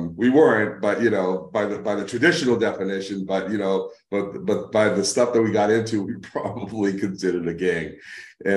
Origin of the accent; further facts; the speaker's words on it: Lynn, Massachusetts, United States; also born or lived in New York; now in Arizona, United States; I grew up in Lynn, City of Sin